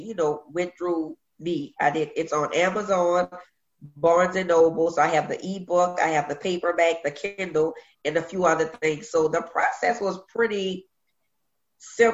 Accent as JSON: {"language": "English", "town": "New Orleans", "region": "Louisiana", "country": "United States", "tie": "born or raised there", "also_born_or_lived": "Virginia", "said": "Born and raised in Uptown, New Orleans, the Third Ward, is where I grew up."}